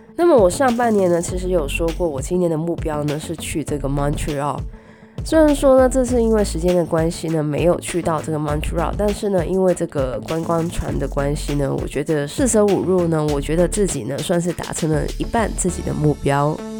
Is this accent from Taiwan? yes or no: no; Guangdong, China; 虽然我是广东人，但是呢我一直不是很喜欢吃广式的月饼